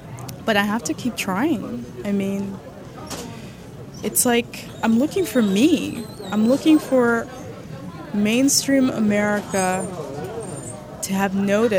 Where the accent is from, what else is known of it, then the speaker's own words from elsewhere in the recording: Jersey City, New Jersey, United States; born there; I was born in Jersey City, New Jersey. My parents are from the Dominican Republic